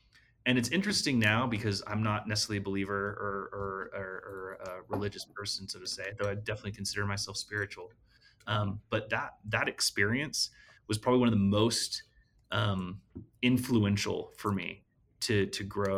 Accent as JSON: {"language": "English", "region": "Utah", "country": "United States", "tie": "born or raised there", "also_born_or_lived": "California", "said": "So I was born in California. Yes. And then, my parents moved to Utah when I was just a kid. And so I basically have grown up my whole life in Utah, claim Utah as home."}